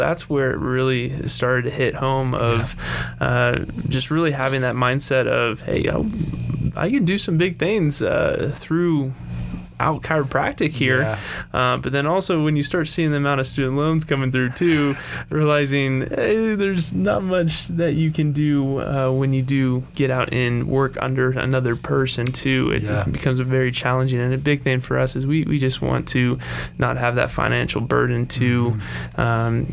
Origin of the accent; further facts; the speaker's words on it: Melbourne, Florida, United States; moved away as an adult; also born or lived in Denver, Colorado / Aurora, Colorado; now in Colorado Springs, United States; we would go back to Florida or Melbourne, where I grew up